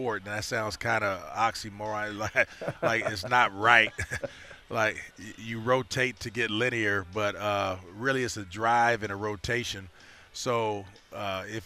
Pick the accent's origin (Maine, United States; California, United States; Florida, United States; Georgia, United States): California, United States; Los Angeles; now in Chicago, United States; growing up in Los Angeles